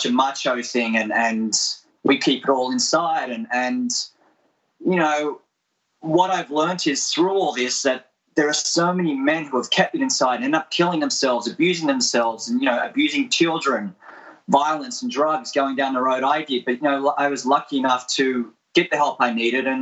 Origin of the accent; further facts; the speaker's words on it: Australia; I'm Australian, grew up in Australia